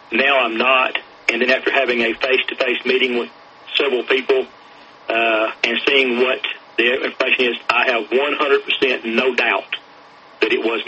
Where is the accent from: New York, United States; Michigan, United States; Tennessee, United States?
Tennessee, United States